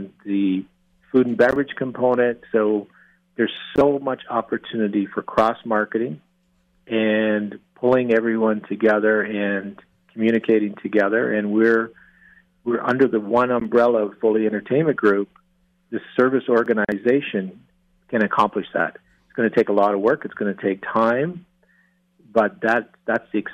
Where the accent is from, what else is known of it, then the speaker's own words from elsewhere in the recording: Peterborough, Ontario, Canada; now in Las Vegas, United States; Growing up in Canada, growing up in Peterborough, and growing up playing hockey with all my friends